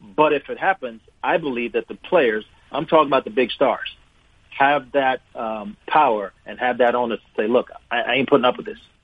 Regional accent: Jamaica; moved away; also born or lived in Wolverhampton, England; I was born in England, Wolverhampton, England, uh, to Jamaican parents

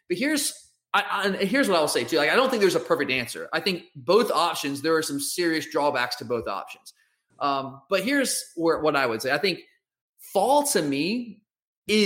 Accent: Georgia, United States; I'm from Georgia

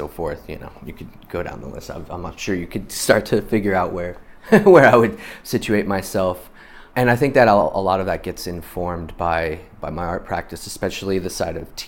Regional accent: New York, United States; moved away as an adult; now in Portland, United States; I am from New York, where I was raised, grew up, and moved out here to Portland about 15 years

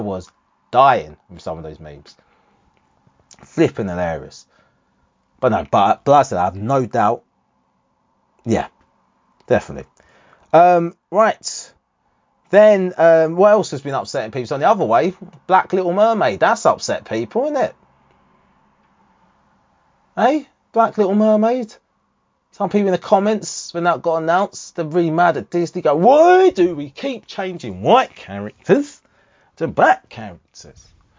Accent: Harlow, East of England, United Kingdom; growing up in Harlow

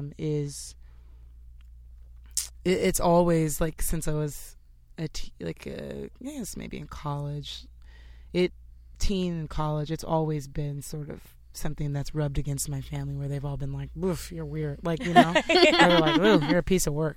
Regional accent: Los Angeles, California, United States; moved away as an adult; now in New York, United States; I'm from LA and New York after living here for like 6 years

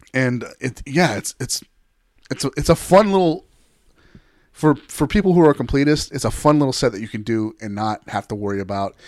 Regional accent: Texas, United States; also born or lived in Denver; I'm a boy from Texas

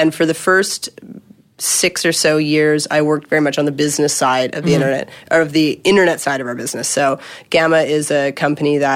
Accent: Canada; now in Los Angeles, United States; I'm a Canadian

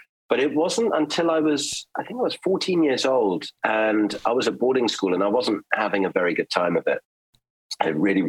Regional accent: Germany; And I grew up in Germany, so they would play these old German folk songs and I would just run around and clap my hands.

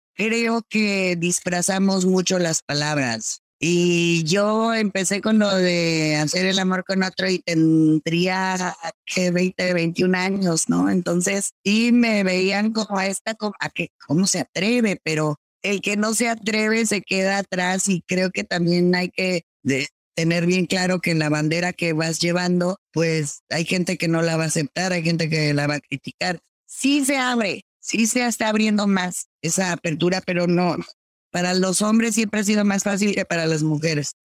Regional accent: Mexico; yo como latina, como mexicana

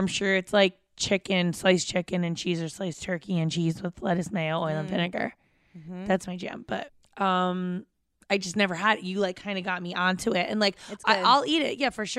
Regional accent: New Jersey, United States; And I grew up in Jersey.

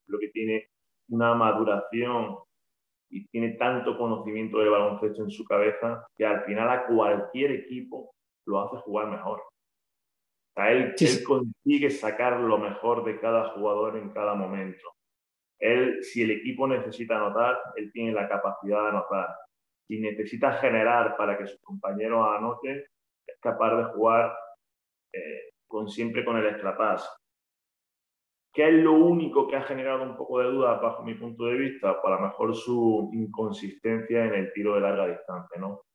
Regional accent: Granada, Andalusia, Spain; en casa, en Granada, de donde yo soy

